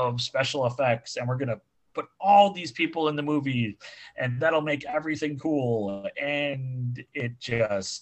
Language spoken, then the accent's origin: English; Seward, Nebraska, United States; Lincoln, which was 20 miles away from where I was born in Seward.